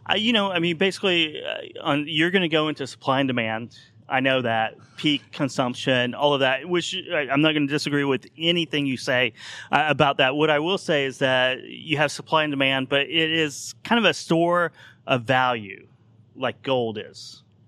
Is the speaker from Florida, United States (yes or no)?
no; Oklahoma, United States; I grew up in Oklahoma in the eighties during the oil depression there